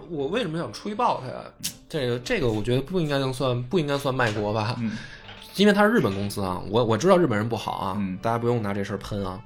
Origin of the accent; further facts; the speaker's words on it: China; 我作为一个中国人